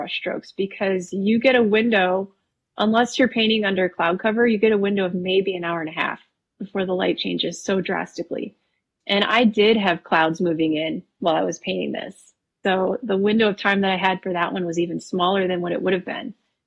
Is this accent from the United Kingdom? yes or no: no; Wisconsin, United States; also born or lived in Texas; now in Colorado, United States; I was actually born and raised in Wisconsin